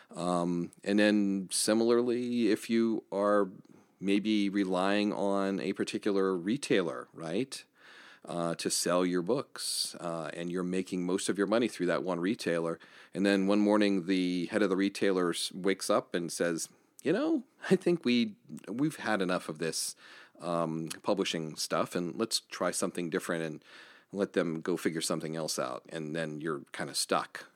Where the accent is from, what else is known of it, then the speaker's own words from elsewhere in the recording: Johnstown, Pennsylvania, United States; here in, uh, my hometown of Johnstown, Pennsylvania